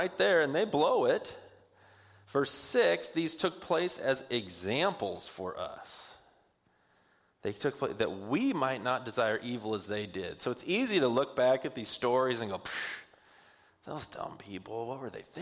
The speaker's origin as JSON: {"language": "English", "town": "Puyallup", "region": "Washington", "country": "United States", "said": "I'm from Puyallup"}